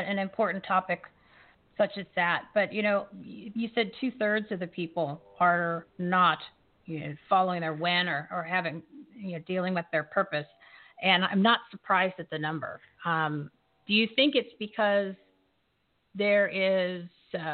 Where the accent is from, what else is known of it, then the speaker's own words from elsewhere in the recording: Bridgewater, New Jersey, United States; I grew up in Bridgewater.